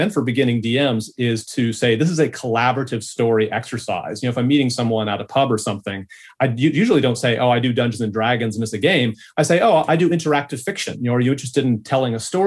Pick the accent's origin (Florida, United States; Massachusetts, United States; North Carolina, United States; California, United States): California, United States; now in Australia; I'm from California. You can tell by my accent.